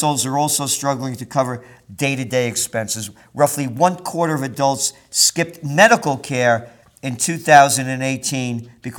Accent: Yonkers, New York, United States; also born or lived in Bronx, New York; Like when we were kids, when we moved to Yonkers, when it was the country, after we moved from the Bronx

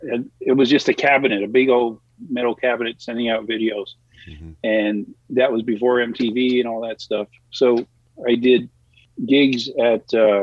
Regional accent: New York City, New York, United States; moved away as an adult; now in California, United States; Staten Island, New York.

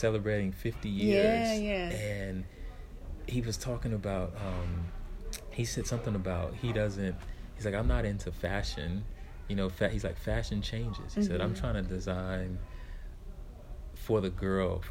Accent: Tampa, Florida, United States; also born or lived in Brooklyn, New York; I'm from Brooklyn originally, but I moved to Tampa when I was a kid. So I spent most of my life in Florida

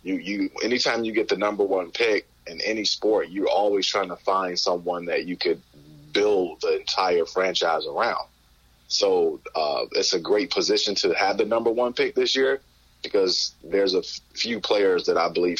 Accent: Detroit, Michigan, United States; going to my hometown

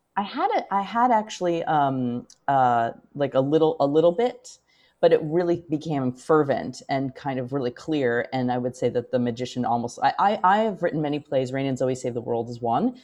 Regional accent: United States; as an American

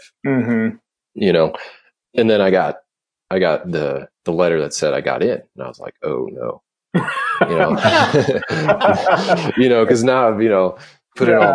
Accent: Duluth, Minnesota, United States; I grew up in Duluth, Minnesota

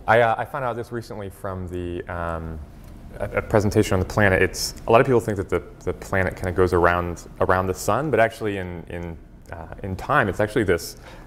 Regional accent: Hawaii, United States; my parents are oil painters, and so growing up in Hawaii, they would kind of, you know, drag me out to go painting with them.

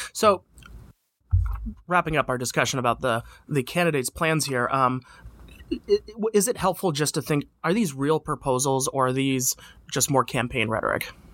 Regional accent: Vermont, United States; moved away; my hometown, uh, my home state of Vermont

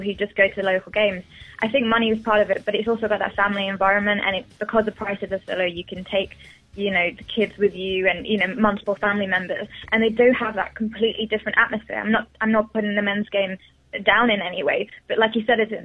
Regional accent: England, United Kingdom; I'm English

